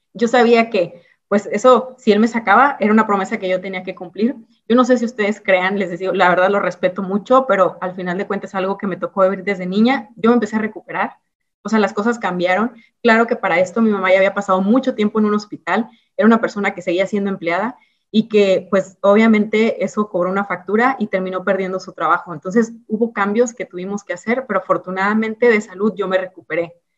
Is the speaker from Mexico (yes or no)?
yes; Ciudad Victoria, Tamaulipas, Mexico; yo crecí en Ciudad Victoria, en Tamaulipas. Nací en un lugar que se llama Ciudad Mante, pero realmente desde muy bebé me llevaron a Ciudad Victoria, Tamaulipas